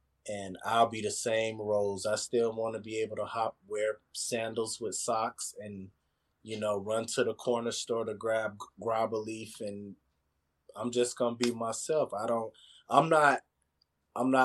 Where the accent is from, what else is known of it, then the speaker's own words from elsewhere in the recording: Mississippi, United States; moved away; also born or lived in Florida; I grew up in Mississippi